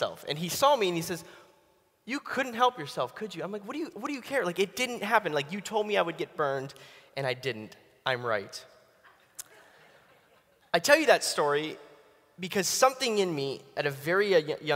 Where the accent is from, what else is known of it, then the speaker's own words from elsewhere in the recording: Pittsburgh, Pennsylvania, United States; now in Atlanta, United States; I'm originally from Pittsburgh. I know you probably don't look that, but I'm now from Atlanta